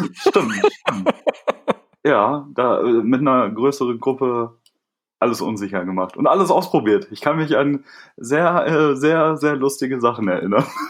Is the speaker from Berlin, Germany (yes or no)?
no; a small village near Bielefeld, North Rhine-Westphalia, Germany; ich komme nicht aus Hamburg, sondern ähm, bin in einem kleinen Dorf in der Nähe von, äh, von Bielefeld äh, aufgewachsen